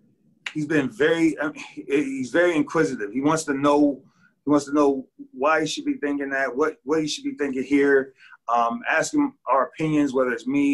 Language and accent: English; Connecticut, United States; You know, I grew up in Connecticut, and so I'm familiar with the area